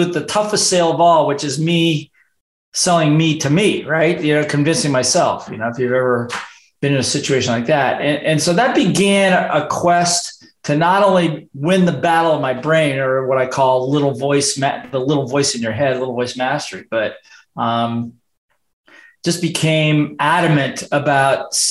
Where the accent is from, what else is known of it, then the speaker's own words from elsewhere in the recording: Midwest, United States; moved away as an adult; also born or lived in Hawaii; I grew up in the Midwest, got sick and tired of the weather there, and I got out of university and decided to move to Hawaii